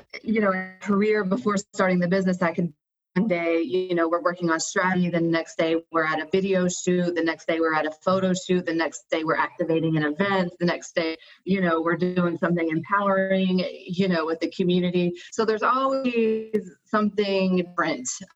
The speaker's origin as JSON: {"language": "English", "region": "North Carolina", "country": "United States", "tie": "born or raised there", "also_born_or_lived": "Costa Rica / Spain", "moved": "as an adult", "lives_now": "Atlanta, United States", "said": "I grew up in North Carolina"}